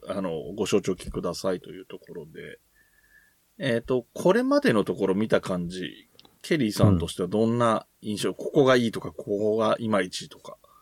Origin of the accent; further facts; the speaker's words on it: Yamanashi, Japan; 自分が出身が山梨なものですから